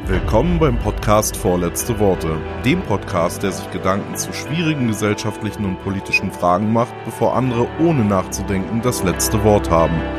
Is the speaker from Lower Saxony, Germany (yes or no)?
yes; near Hamelin, Lower Saxony, Germany; now in Kaiserslautern, Germany; ich bin eigentlich in Niedersachsen geboren, bin in der Nähe von Hameln aufgewachsen